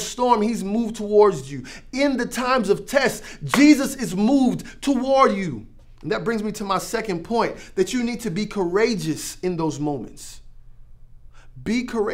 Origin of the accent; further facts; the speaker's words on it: Florida, United States; I grew up in Florida where we got hurricanes all the time.